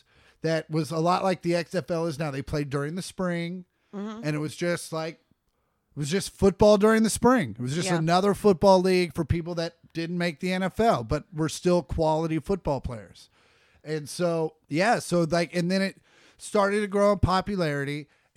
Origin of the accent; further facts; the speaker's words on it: Kansas City, United States; now in Los Angeles, United States; where we grew up in Kansas City